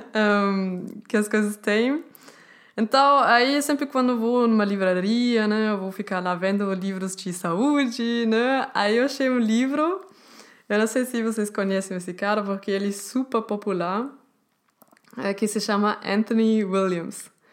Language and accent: Portuguese; Germany; Portuguese is a second language; eu sou alemã, eu não sou brasileira